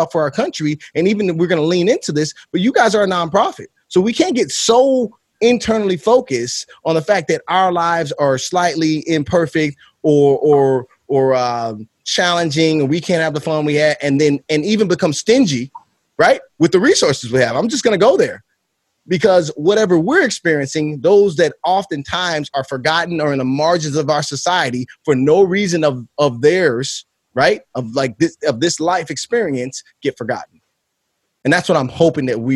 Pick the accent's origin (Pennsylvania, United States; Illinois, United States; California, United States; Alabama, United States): Illinois, United States; Chicago; I am from Chicago